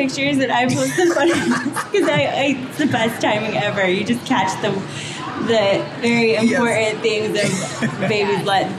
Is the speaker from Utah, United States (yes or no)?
yes; Utah, United States; I'm from Utah.